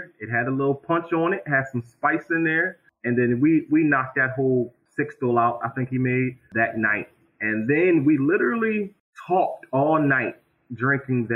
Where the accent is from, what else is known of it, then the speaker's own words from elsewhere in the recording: Philadelphia, Pennsylvania, United States; now in Harrisburg, United States; me and … are born and raised in Philadelphia. We're both transplants to Harrisburg